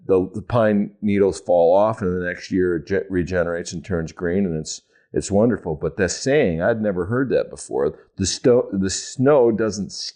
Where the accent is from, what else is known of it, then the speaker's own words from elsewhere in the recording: Wisconsin, United States; I grew up in Wisconsin